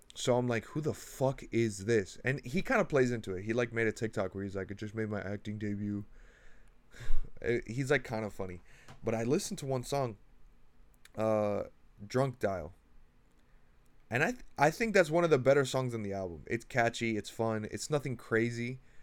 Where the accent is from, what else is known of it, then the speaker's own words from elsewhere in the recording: Miami, Florida, United States; I'm from Miami